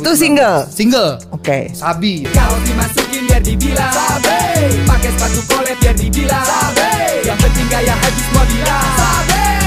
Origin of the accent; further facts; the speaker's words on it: Jakarta, Indonesia; gue akhirnya balik lagi ke kampung halaman